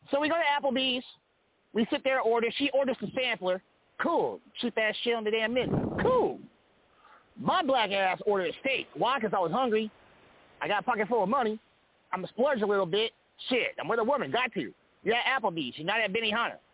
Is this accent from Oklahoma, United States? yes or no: yes; Oklahoma, United States; Hi, everybody. I'm from Oklahoma.